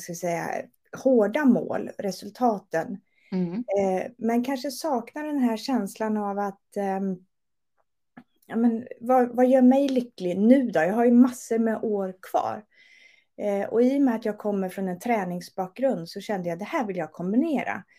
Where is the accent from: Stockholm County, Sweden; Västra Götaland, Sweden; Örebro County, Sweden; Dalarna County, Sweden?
Örebro County, Sweden; Örebro; moved away as an adult; also born or lived in Gothenburg; Jag är från Örebro men flyttade mm. ner när jag var 24